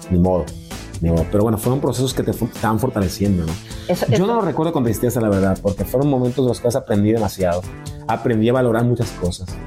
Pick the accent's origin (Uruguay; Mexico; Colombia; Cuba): Mexico; porque nuestra música sea cada vez digna de representarnos como mexicanos.